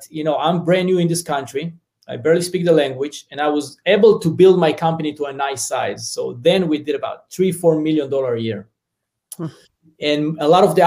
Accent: Southern District, Israel; English is a second language; moved away as an adult; now in United States; So as you hear my accent, I'm originally from Israel. So I grew up in a small farm in the south part of Israel, a very small community with about 48 families.

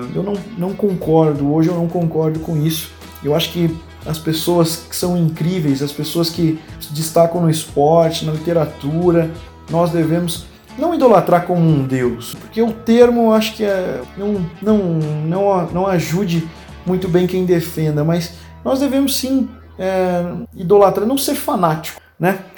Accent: Pontes Lacerda, Mato Grosso, Brazil; moved away as an adult; now in Franca, Brazil; vivi 12 anos maravilhosos da minha vida numa cidade chamada Pontes Lacerda

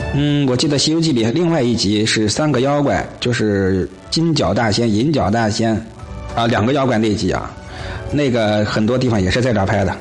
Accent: Tianjin, China; now in Henan, China; 当然我本身是天津人，目前是人在河南

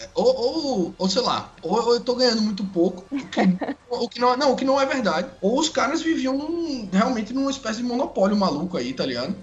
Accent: Alagoas, Brazil; moved away as an adult; also born or lived in Rio de Janeiro; Sou alagoano

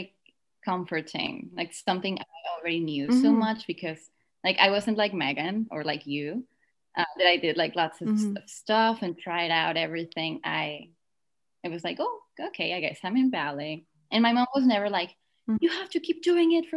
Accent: Mérida, Yucatán, Mexico; moved away; I'm from Mexico, more specifically from Merida.

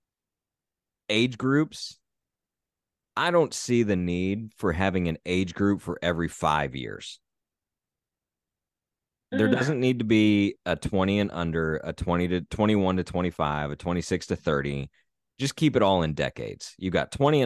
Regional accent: Southern Indiana, United States; born or raised there; moved away

